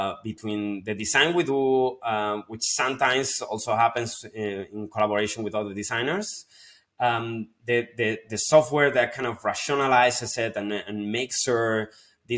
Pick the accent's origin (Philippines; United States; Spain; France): Spain; moved away as an adult; also born or lived in London; my hometown back in Spain